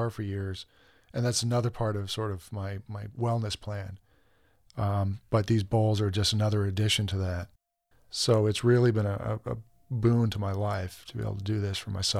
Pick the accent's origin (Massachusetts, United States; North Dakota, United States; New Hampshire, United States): Massachusetts, United States; Boston; moved away as an adult; also born or lived in Washington, D.C.; now in Tucson, United States; I'm originally from Boston. I grew up there.